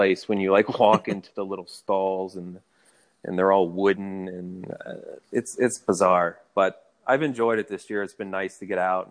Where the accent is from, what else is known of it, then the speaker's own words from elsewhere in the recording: Chesapeake, Virginia, United States; moved away as an adult; also born or lived in Houston, Texas / Williamsburg, Virginia / Manhattan, New York; now in Washington, D.C., United States; I grew up in Chesapeake, Virginia, lived in Houston very briefly, went to school in Williamsburg, Virginia. Then I lived in Manhattan for, 7 years